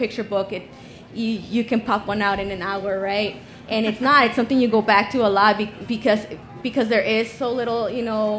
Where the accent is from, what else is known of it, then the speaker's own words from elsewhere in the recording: El Paso, Texas, United States; I'm from El Paso, just like Cinco Puntos. So when I was in high school, they used to actually like kind of, they would donate books to my high school